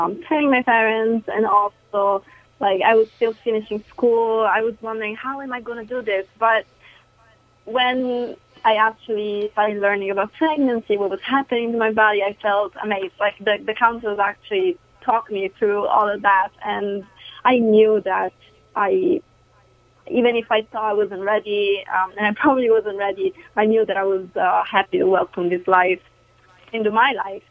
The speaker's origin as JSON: {"language": "English", "region": "Sicily", "country": "Italy", "moved": "yes", "said": "I'm from Sicily."}